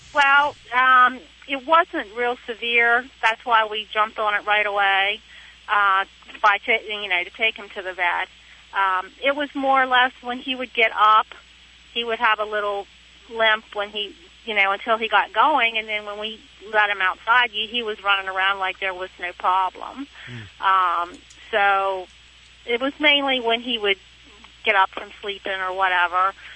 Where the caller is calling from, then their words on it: Pennsylvania, United States; I'm calling you from uh, the great state of Pennsylvania.